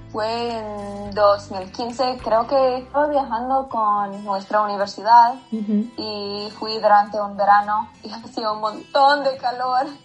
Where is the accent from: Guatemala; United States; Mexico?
United States; Ohio; moved away as an adult; now in Florida, United States; soy de Ohio, pero ahora estoy viviendo en Florida porque mi esposo está estudiando aquí. Entonces llevamos, creo que sí, un año aquí.